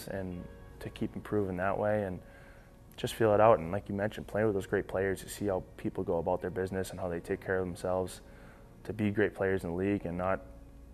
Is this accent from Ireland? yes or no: no; Boston, Massachusetts, United States; also born or lived in Saint John; now in Minnesota, United States; grew up in the Boston area, so I love my hometown